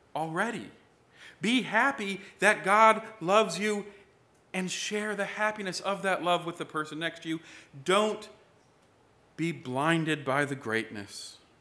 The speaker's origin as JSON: {"language": "English", "country": "United States"}